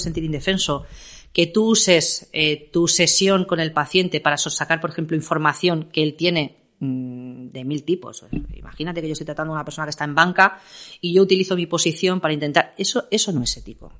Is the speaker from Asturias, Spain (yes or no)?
no; Castilla-La Mancha, Spain; now in Madrid, Spain; siendo yo una manchega recalcitrante